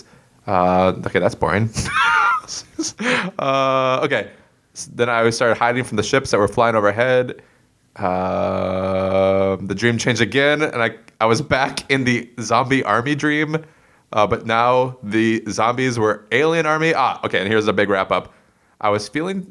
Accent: Circle Pines, Minnesota, United States; my hometown, Circle Pines

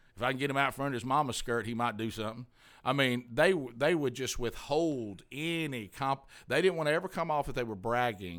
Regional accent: Alabama, United States; I'm from Alabama

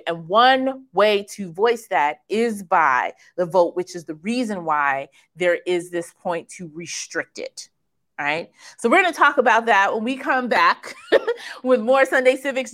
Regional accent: Kansas, United States; I was born in Kansas

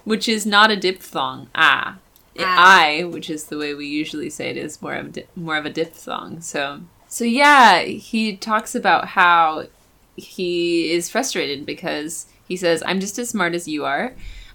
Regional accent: Tennessee, United States; In fact, whenever I tell people I grew up in Tennessee, they say, oh, really? You don't sound like it.

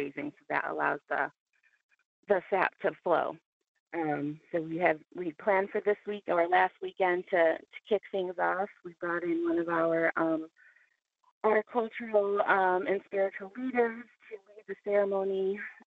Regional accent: Detroit, Michigan, United States; moved away; I'm originally from Detroit. So I had traveled down, and this was one of the first times I had come home

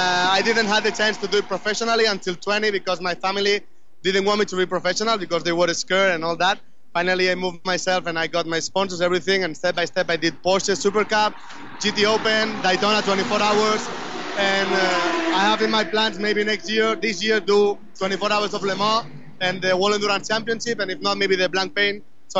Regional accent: Barcelona, Catalonia, Spain; My father is Kurdish. Right. I was born in Barcelona. I'm half Spanish, half Catalan, half Kurdish.

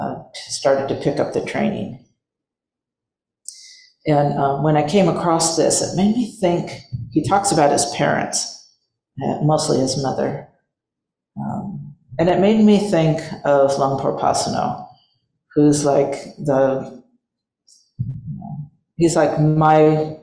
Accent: England, United Kingdom; moved away; I left my home country of England for India, roaming around and gathering life experience in Europe and Asia.

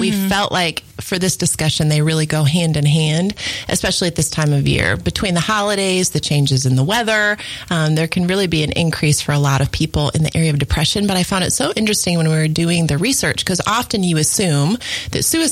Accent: Michigan, United States; I grew up in Michigan

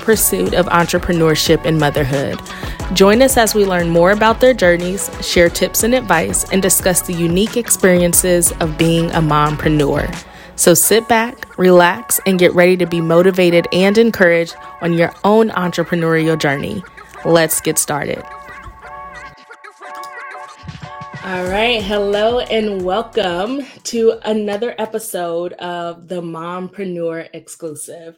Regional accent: Indianapolis, Indiana, United States; moved away; my home state, Indianapolis, Indiana

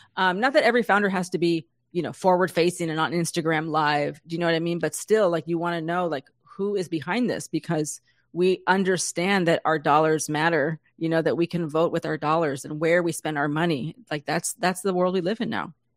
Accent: San Diego, California, United States; I grew up in San Diego.

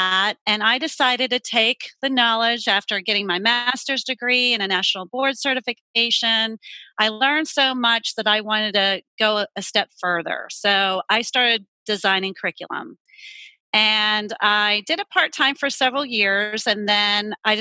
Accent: Pittsburgh, Pennsylvania, United States; now in Charlotte, United States; I'm not originally from here. I'm originally from Pittsburgh, Pennsylvania. But I've been down here for 20 years.

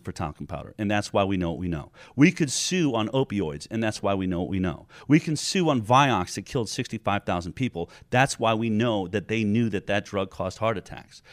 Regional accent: California, United States; I come from California, where we've lost our right to choose

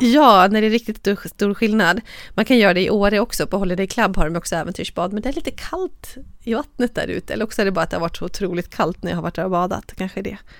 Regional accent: Borlänge, Dalarna County, Sweden; born or raised there; now in Stockholm, Sweden

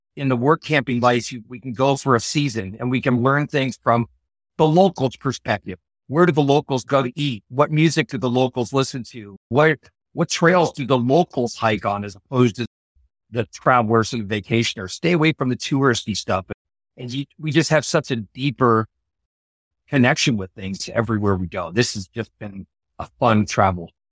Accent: Iowa, United States; moved away; I actually grew up about a half an hour from where we're currently

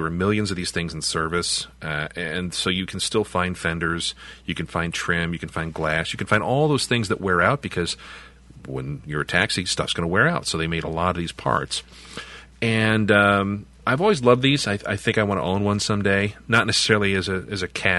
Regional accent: Chicago, Illinois, United States; growing up in Chicago

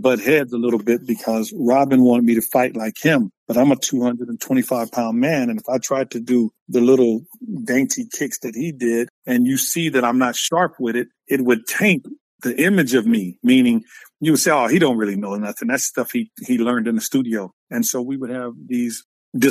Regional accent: Compton, California, United States; moved away as an adult; also born or lived in Kansas; I'm from Compton, Carson, California

